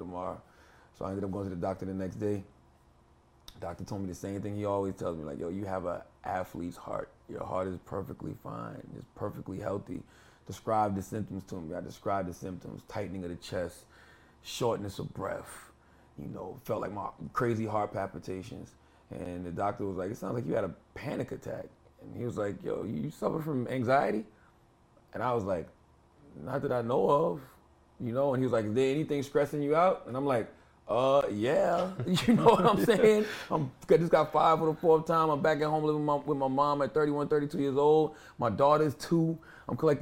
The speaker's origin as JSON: {"language": "English", "region": "South Carolina", "country": "United States", "moved": "yes", "lives_now": "New Jersey, United States", "said": "I had just moved back with my mother in South Carolina"}